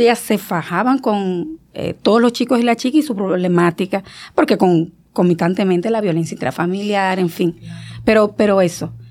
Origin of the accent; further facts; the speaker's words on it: San Fernando de Monte Cristi, Monte Cristi, Dominican Republic; moved away; era Montecristi, yo soy de Montecristi